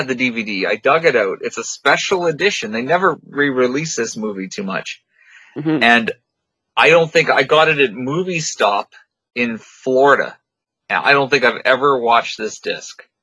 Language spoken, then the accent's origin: English; Niagara, Ontario, Canada; I'm from Niagara.